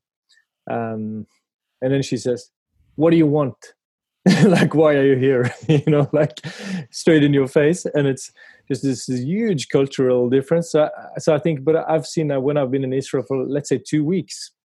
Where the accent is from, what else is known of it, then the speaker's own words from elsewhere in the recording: Kristiansand, Agder, Norway; moved away; I grew up in Kristiansand in the southern part of Norway